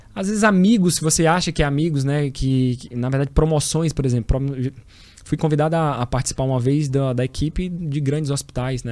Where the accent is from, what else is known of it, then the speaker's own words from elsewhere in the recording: Teresina, Piauí, Brazil; sou teresinense, sou piauiense, tenho o maior orgulho, né, de falar de onde eu vim e da minha origem